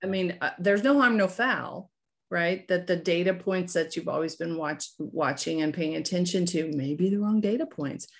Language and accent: English; Fort Smith, Arkansas, United States; I grew up in, uh, Fort Smith, Arkansas.